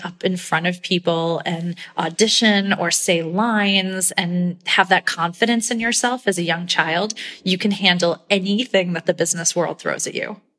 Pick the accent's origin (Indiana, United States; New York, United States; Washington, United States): New York, United States; upstate; I grew up in upstate New York.